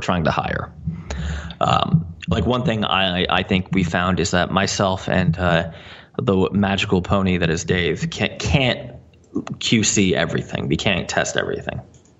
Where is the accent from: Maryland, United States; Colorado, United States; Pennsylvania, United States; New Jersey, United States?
New Jersey, United States; accent: New Jersey; my New Jersey accent.